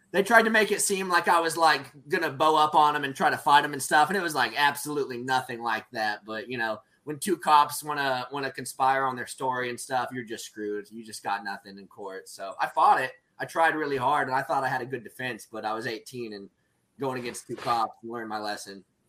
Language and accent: English; Stillwater, Oklahoma, United States; my hometown, Stillwater, Oklahoma